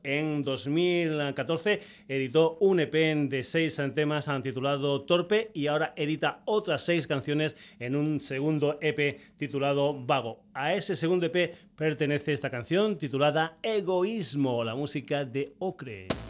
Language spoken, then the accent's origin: Spanish; Extremadura, Spain